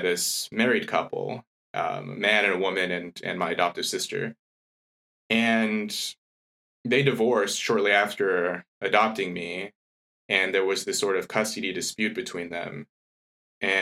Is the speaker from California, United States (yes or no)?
yes; Los Angeles, California, United States; moved away as an adult; also born or lived in Washington / Europe; now in Cambridge, United Kingdom; I grew up in LA, early part of my childhood, and later sort of moved around California